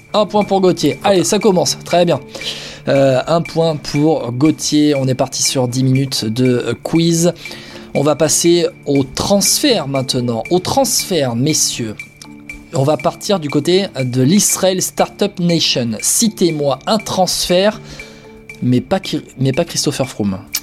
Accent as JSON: {"language": "French", "area": "Charente", "region": "Nouvelle-Aquitaine", "country": "France", "said": "après trois saisons chez les Charentais, chez moi"}